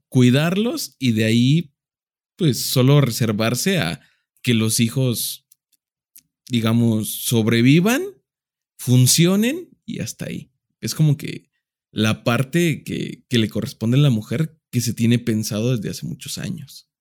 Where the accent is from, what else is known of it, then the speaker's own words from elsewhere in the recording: Mexico; somos muy mexicanos